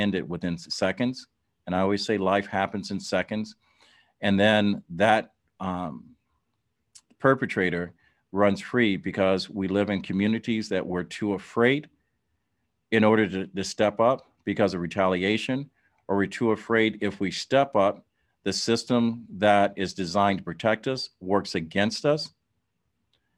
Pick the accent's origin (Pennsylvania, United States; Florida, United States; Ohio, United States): Ohio, United States; Dayton; In my hometown, Dayton, Ohio, when I was growing up